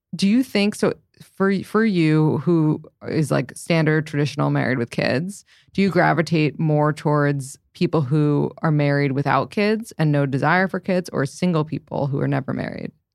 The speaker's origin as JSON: {"language": "English", "town": "New York City", "region": "New York", "country": "United States", "tie": "born or raised there", "said": "I grew up in the city"}